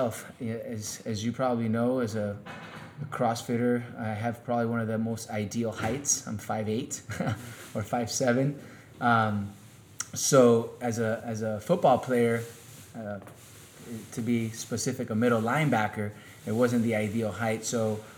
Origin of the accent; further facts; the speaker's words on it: Miami, Florida, United States; also born or lived in Kansas / Sweden / Spain; I grew up here in Miami. So I played high school football here in Miami